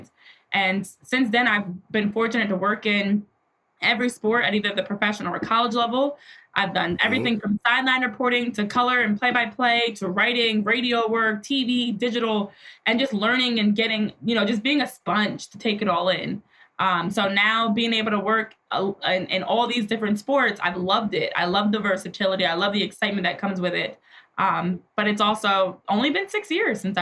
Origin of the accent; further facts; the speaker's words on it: New Jersey, United States; I grew up in New Jersey and played sports my entire life